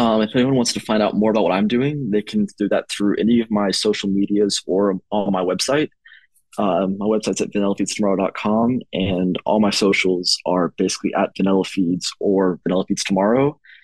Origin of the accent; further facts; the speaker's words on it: East Tennessee, United States; now in Knoxville, United States; the region of East Tennessee, which includes my hometown where I had this desire grow from and my current residence.